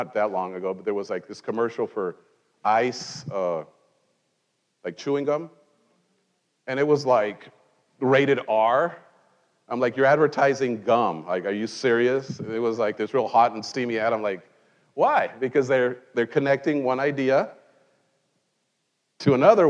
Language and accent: English; Mexico; now in United States; in Mexico, I grew up in Mexico